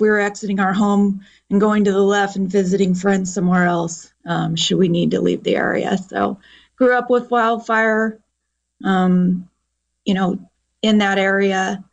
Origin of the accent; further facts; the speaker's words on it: Lake County, California, United States; I was born and raised in Lake County, lived in Lake County about 48 of my 51 years. So Lake County, as you know, is very prone to wildfire. So grown up with it most of my life in a rural area with no phone service, no TV, no radio